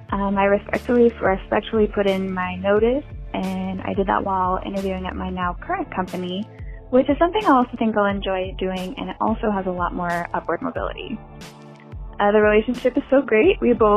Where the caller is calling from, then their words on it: Seattle, Washington, United States; I was the caller from Seattle